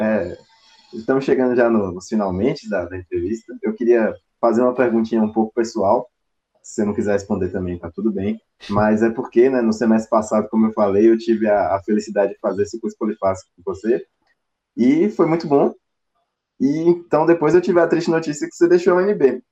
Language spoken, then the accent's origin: Portuguese; Northeast Brazil, Brazil; moved away as an adult; now in Brasília, Brazil; eu também sou nordestino, morando em Brasília recentemente